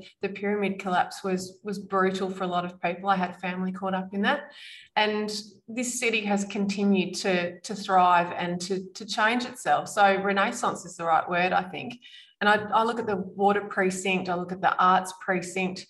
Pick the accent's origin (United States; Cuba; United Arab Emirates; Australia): Australia; Sorrento, Victoria; I grew up in Sorrento